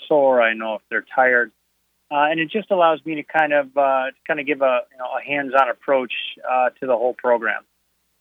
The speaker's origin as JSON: {"language": "English", "region": "Northern Illinois", "country": "United States", "moved": "yes", "said": "I'm from Northern Illinois, and I would travel south in the winters"}